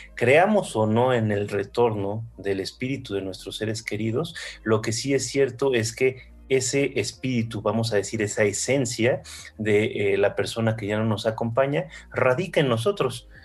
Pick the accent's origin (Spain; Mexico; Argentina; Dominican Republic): Mexico; soy mexicano